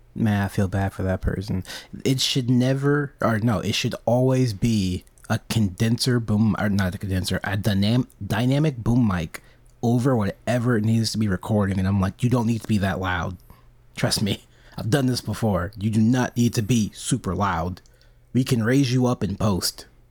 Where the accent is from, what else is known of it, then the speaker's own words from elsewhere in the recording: United States; I'm an American